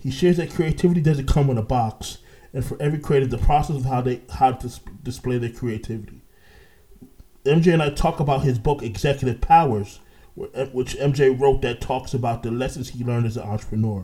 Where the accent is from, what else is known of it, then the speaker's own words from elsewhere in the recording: Orlando, Florida, United States; also born or lived in Brooklyn, New York; I'm originally from Brooklyn, New York, but I was raised in Orlando